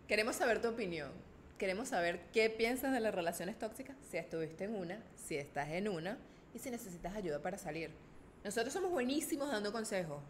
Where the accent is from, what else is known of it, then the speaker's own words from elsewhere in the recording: Caracas, Capital District, Venezuela; yo vengo de Caracas